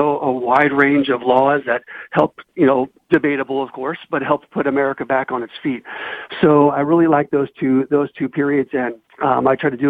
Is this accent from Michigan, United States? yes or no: no; South Gate, California, United States; born or raised there